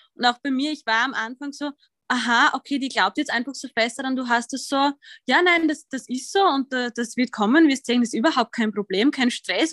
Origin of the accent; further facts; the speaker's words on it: Austria; accent: Austrian; ich bin Österreicherin, wie man wahrscheinlich hört